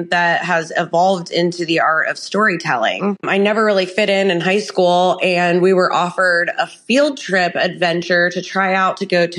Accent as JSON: {"language": "English", "town": "Upper Arlington", "region": "Ohio", "country": "United States", "tie": "born or raised there", "also_born_or_lived": "Columbus, Ohio", "lives_now": "Baltimore, Ohio, United States", "said": "An Ohio native, as you said, and I was raised in Upper Arlington, which is a small suburb outside Columbus"}